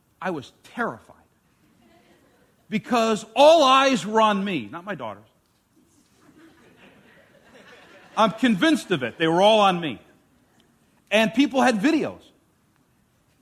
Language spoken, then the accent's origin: English; New York, United States; the school that I grew up in New York, every semester in elementary school would have a square dancing class